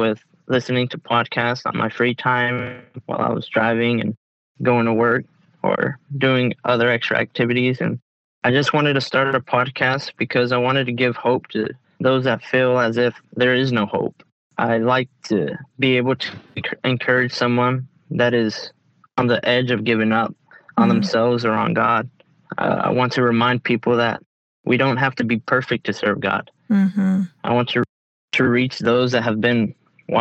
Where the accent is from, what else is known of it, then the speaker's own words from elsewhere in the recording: Texas, United States; I was born and raised in Texas